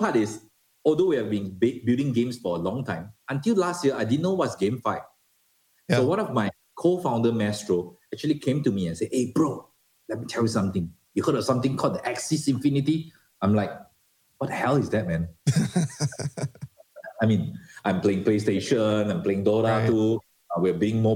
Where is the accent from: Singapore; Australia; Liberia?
Singapore; moved away as an adult; I'm a Singaporean